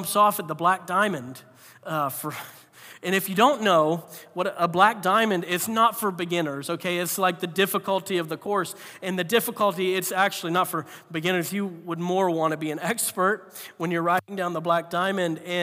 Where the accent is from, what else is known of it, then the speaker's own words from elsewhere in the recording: Florida, United States; I grew up in Florida, so I hadn't even seen a lick of snow my whole life